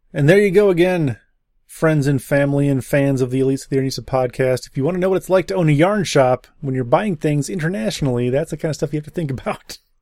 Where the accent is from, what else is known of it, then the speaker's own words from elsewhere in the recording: Wisconsin, United States; I'm from Wisconsin